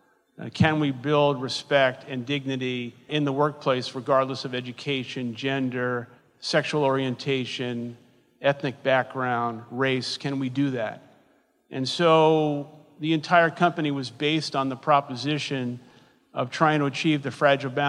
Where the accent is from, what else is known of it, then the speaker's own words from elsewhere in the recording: New York City, New York, United States; I grew up in Brooklyn, New York, in public housing known as the Projects